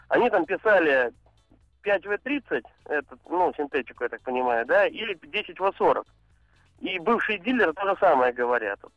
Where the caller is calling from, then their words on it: Saint Petersburg, Russia; я из Санкт-Петербурга.